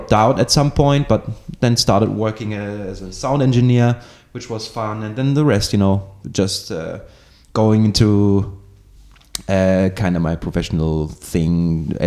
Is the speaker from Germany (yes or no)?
yes; Germany; now in Greece; I'm a half Greek, half German person. I grew up in Germany and I ended up in Greece